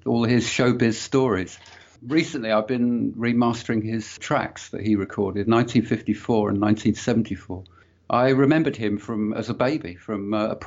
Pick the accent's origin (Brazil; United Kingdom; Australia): United Kingdom; London; I grew up in London, in northwest London, Willesden, Hampstead, that sort of area